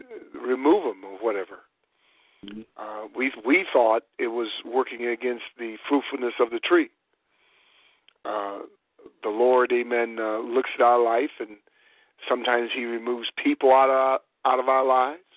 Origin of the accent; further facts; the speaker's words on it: Warren, Ohio, United States; growing up in Warren, Ohio, they had crab apple trees